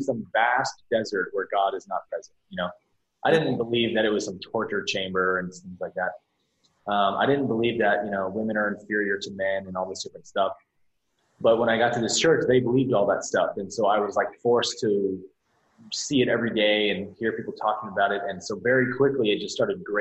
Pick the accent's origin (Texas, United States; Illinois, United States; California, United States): California, United States; Bay Area; I was born and raised as a pastor's kid. And my dad was the pastor of a very large evangelical church in the Bay Area, here in Bay Area, California